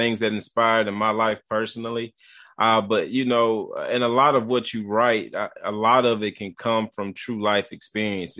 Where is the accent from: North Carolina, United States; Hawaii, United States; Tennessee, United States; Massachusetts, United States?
Tennessee, United States; Columbia; from a little bitty small town called Columbia, Tennessee